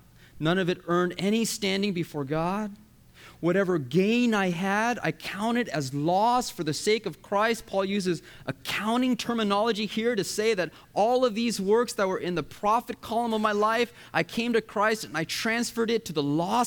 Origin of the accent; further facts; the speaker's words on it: United States; My parents are from Korea, but I was born and raised in the USA.